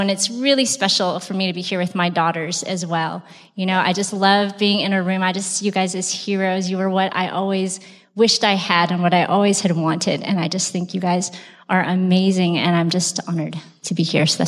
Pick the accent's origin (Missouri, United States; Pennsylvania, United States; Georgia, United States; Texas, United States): Texas, United States; Brownsville; I'm from Brownsville, Texas.